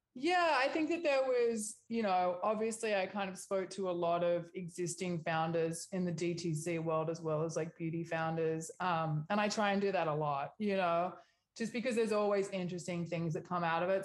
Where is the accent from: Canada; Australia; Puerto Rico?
Australia; moved away as an adult; also born or lived in New York; now in Los Angeles, United States; I'm Australian